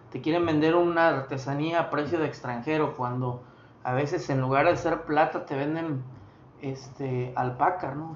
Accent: Mexico; Nosotros sí tenemos identidad como mexicanos

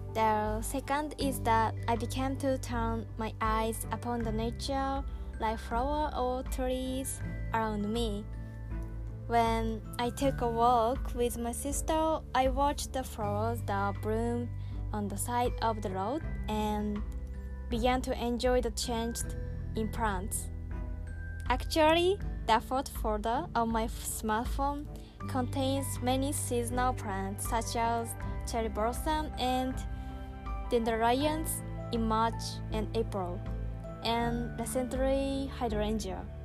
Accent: Saitama, Japan; English is a second language; I lived in Saitama Prefecture in Japan

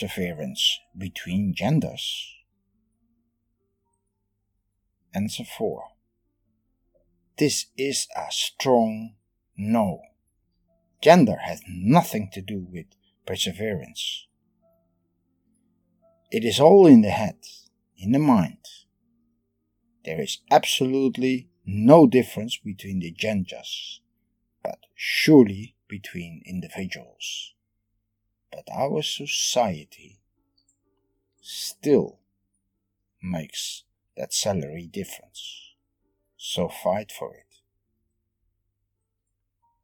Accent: Netherlands; I am from the Netherlands

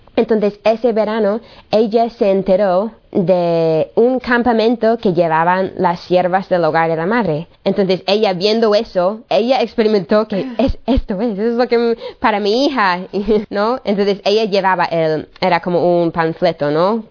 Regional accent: United States; moved away; soy de Estados Unidos.

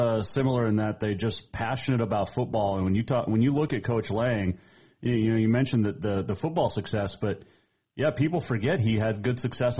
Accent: Bozeman, Montana, United States; I grew up in Bozeman.

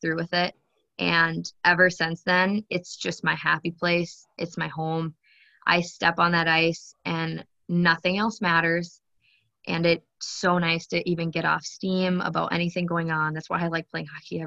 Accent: Alexandria, Minnesota, United States; also born or lived in Rogers, Minnesota; I moved to Alexandria

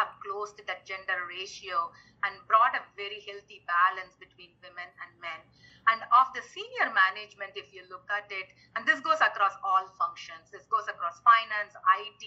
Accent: India; also born or lived in United States / Panama; now in Manila, Philippines; I grew up in India, so it's close to home

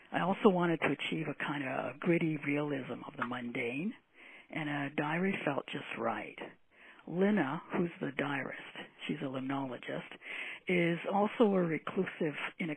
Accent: Granby, Quebec, Canada; I was born in Granby, Quebec, known for its zoo

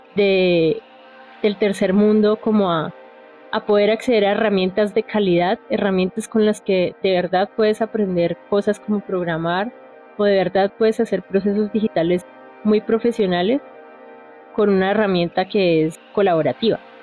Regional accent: Popayán, Cauca, Colombia; soy de Popayán

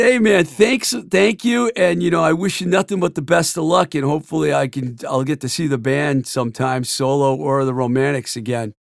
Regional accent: Worcester County, Massachusetts, United States; also born or lived in Boston; growing up in Worcester County, Massachusetts

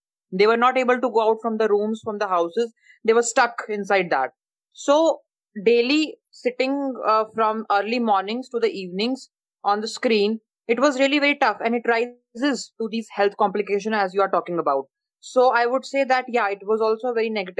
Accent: Himachal Pradesh, India; I am from Himachal and from a village area, rural area

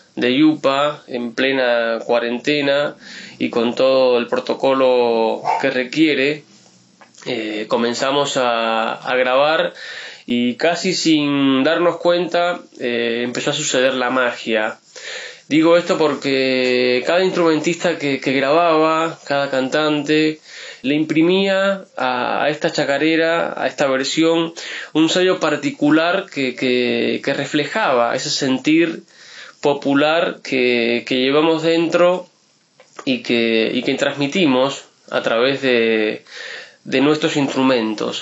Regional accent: Río Negro, Argentina

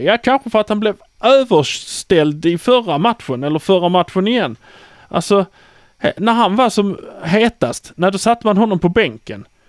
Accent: Malmö, Skåne, Sweden; vi är från Malmö.

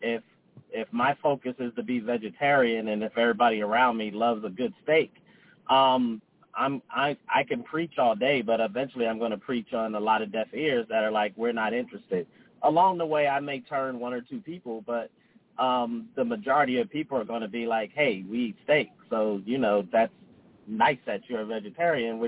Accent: New Jersey, United States; moved away; also born or lived in California / Denver; I'm from New Jersey, lived in California, Denver

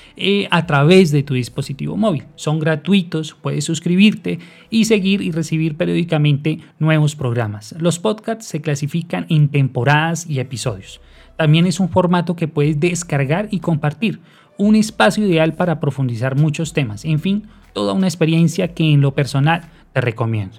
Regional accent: Barbosa, Santander, Colombia; nací y vivo actualmente en Barbosa, Santander

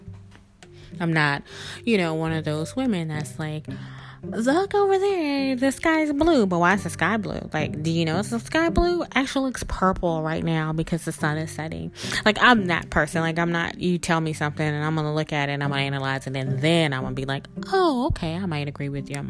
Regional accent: South Mississippi, United States; I was brought up as a Christian in South Mississippi

